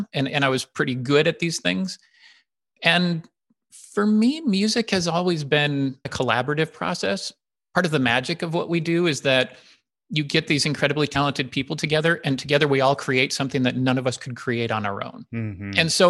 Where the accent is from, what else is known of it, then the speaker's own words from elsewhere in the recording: Illinois, United States; I grew up outside of Chicago. So I went back to Chicago